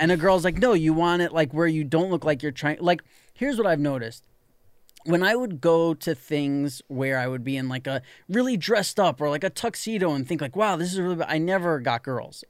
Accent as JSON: {"language": "English", "region": "New York", "country": "United States", "tie": "born or raised there", "said": "when I was growing up in New York"}